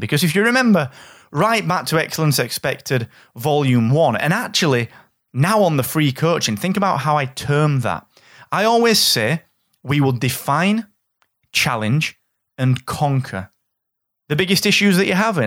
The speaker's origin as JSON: {"language": "English", "region": "England", "country": "United Kingdom", "said": "I'm from England"}